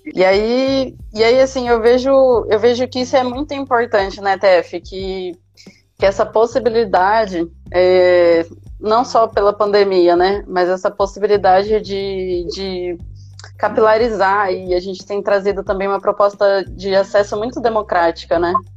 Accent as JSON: {"language": "Portuguese", "town": "Maringá", "region": "Paraná", "country": "Brazil", "said": "eu sou aqui de Maringá mesmo"}